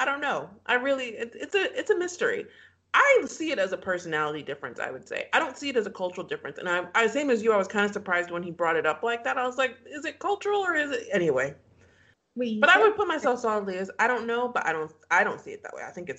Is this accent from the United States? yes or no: no; Nigeria; we're Nigerians